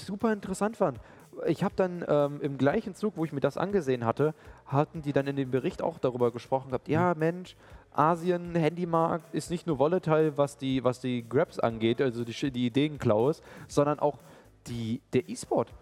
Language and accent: German; Germany; wir Deutsche